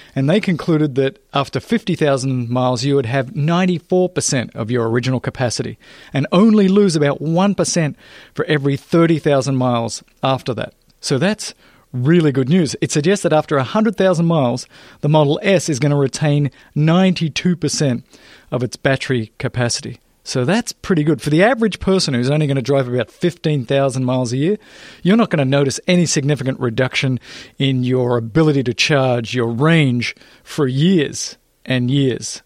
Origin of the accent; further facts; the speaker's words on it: Australia; now in Los Angeles, United States; I didn't grow up here. I'm actually from Australia. I actually grew up in what you would call the outback of Australia.